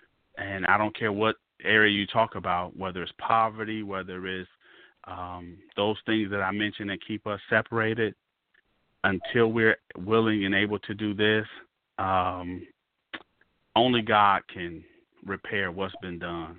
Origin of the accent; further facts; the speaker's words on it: Mississippi, United States; It didn't matter that you lived in Chicago and I'm from Mississippi.